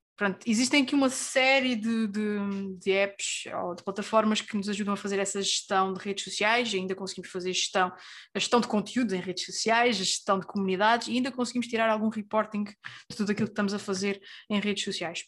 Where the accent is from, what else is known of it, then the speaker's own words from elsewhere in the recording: Terceira Island, Azores, Portugal; now in Lisbon, Portugal; nascida e criada na Ilha Terceira, nos Açores, a viver em Lisboa neste momento